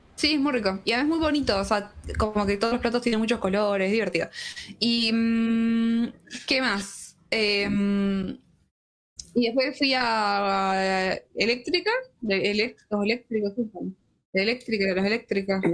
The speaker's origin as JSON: {"language": "Spanish", "region": "Tucumán", "country": "Argentina", "said": "Yo soy de Tucumán"}